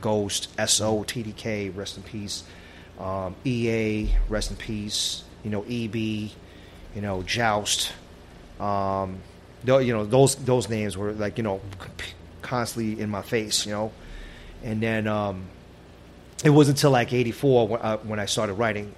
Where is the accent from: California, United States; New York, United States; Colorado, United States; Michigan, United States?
New York, United States; New York City; also born or lived in Brooklyn, New York; I lived in Brooklyn for a couple years as a child, and then my parents, you know, found a, a, nice spot in Queens, and, and we all we, we moved out there, and I was I was raised in Queens.